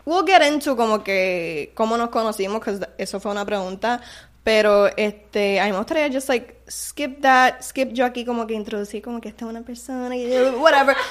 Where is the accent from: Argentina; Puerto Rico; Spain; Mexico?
Puerto Rico; somos de Calle y Humacao